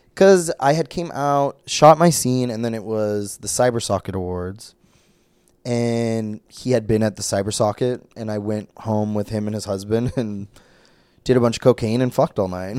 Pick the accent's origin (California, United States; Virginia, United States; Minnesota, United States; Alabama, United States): Minnesota, United States; Brainerd; moved away; I was from, I'm from Brainerd, Minnesota.